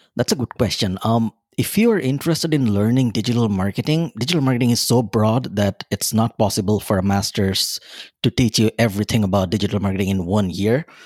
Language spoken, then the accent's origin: English; Bangladesh; moved away as an adult; now in Dublin, Ireland; I'm originally from Bangladesh, a small country in South Asia, right beside India